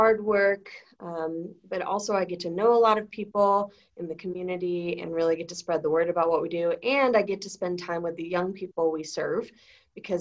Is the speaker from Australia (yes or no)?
no; St. Louis, Missouri, United States; I was born and raised in St. Louis